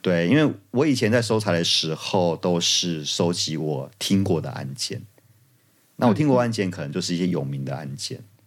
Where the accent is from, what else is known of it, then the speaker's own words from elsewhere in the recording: Kaohsiung, Taiwan; moved away; 身为高雄人